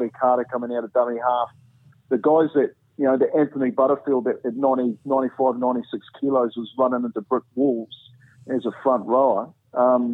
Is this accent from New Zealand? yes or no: yes; New Zealand; moved away; as a Kiwi, yeah. You know, as a young Māori Polynesian